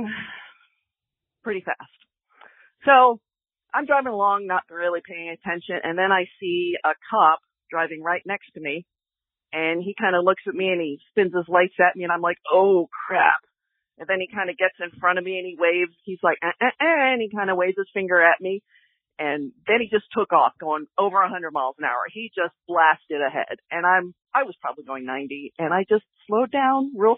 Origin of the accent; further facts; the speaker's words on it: Houston, Texas, United States; I am a native Houstonian